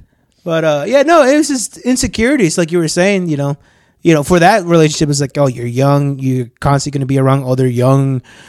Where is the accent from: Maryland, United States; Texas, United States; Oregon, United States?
Maryland, United States; born there; You know how many times both you guys seen my ass and you guys don't know I was born in Maryland?